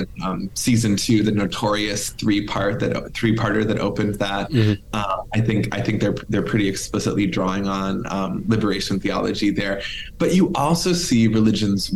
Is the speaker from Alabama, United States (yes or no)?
no; Milwaukee, Wisconsin, United States; Milwaukee, my hometown